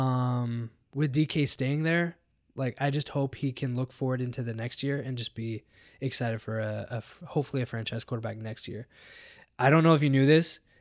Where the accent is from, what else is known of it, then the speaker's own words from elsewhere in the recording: Seattle, Washington, United States; Seattle, my hometown